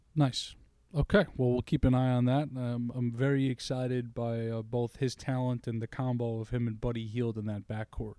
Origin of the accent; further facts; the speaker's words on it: New York, United States; growing up in New York